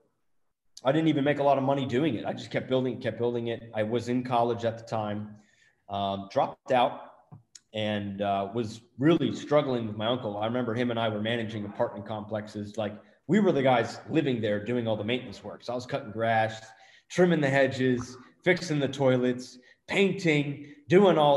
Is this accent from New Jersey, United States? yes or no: yes; New Jersey, United States; accent: Jersey; I'm from Jersey originally